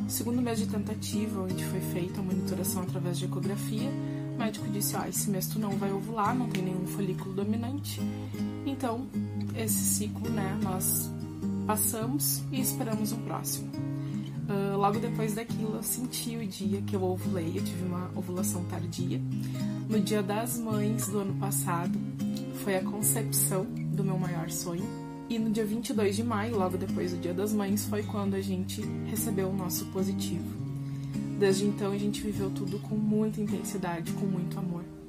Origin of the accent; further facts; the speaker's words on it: Rio Grande do Sul, Brazil; eu tenho 30 anos e eu sou gaúcha